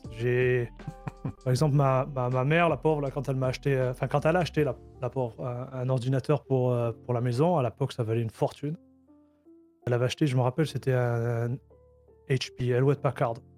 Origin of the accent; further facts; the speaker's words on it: Marseille, Provence-Alpes-Côte d'Azur, France; moved away as an adult; now in Canada; à l'origine, je suis... je suis un Marseillais. Ok. Qui immigré euh, au Canada en 2014